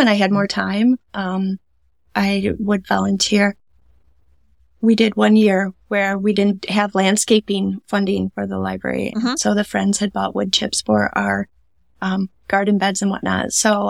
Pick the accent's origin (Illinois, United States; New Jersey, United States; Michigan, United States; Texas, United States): Michigan, United States; Stanton; also born or lived in Greenville; Yeah, I grew up in Stanton.